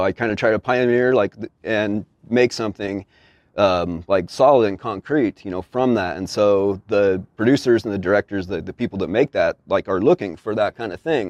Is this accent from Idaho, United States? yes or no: no; Utah, United States; moved away; I'm a dude from Utah